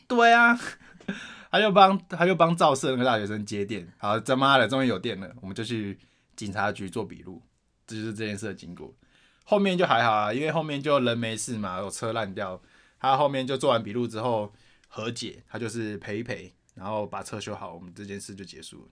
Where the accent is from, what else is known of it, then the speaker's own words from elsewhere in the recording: Taoyuan, Taiwan; 我是桃园人